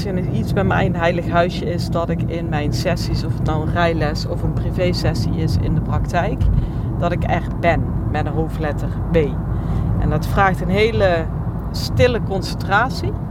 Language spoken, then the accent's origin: Dutch; North Holland, Netherlands; Nou, ik eh, zei het al, ik kom uit West-Friesland.